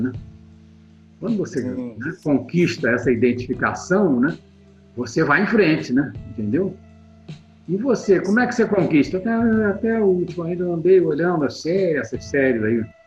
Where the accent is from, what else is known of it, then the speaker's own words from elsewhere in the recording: Petrópolis, Rio de Janeiro, Brazil; Lá na minha cidade, em Petrópolis